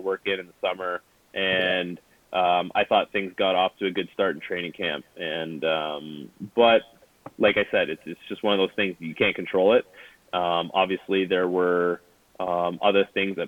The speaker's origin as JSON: {"language": "English", "town": "Toronto", "region": "Ontario", "country": "Canada", "tie": "born or raised there", "said": "growing up in Toronto"}